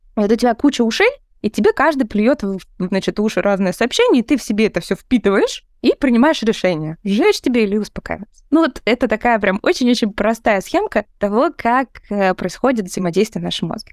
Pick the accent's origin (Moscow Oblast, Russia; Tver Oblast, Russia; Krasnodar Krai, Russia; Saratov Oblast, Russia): Moscow Oblast, Russia; Balashikha; moved away as an adult; also born or lived in near Kyrgyzstan (birthplace); now in United States; я детство провела в подмосковной Балашихе